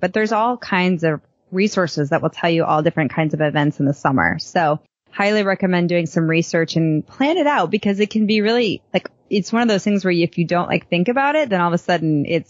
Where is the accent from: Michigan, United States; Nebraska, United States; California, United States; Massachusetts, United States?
Massachusetts, United States; Boston; also born or lived in Chicago; as a kid, I grew up in Boston and Chicago, where the summers were the time we had good weather. So when I moved to Texas, I really struggled with it